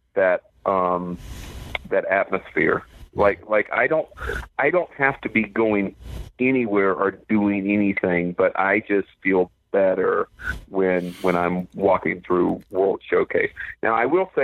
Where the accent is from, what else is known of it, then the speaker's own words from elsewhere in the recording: Florida, United States; now in Southern California, United States; I grew up in Florida